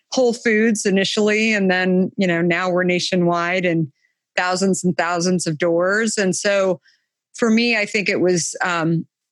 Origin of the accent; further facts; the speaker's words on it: Arizona, United States; I grew up in Arizona, so summers are hot